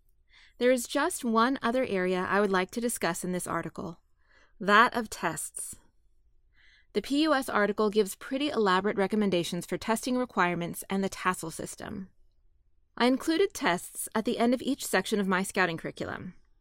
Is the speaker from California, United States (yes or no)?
yes; California, United States; Growing up in California, it was cowboys and wagon trains that caught my imagination.